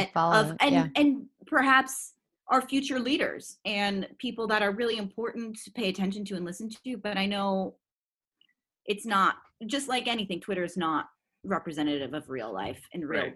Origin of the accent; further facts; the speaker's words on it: Woodside, California, United States; I'm from Woodside, California.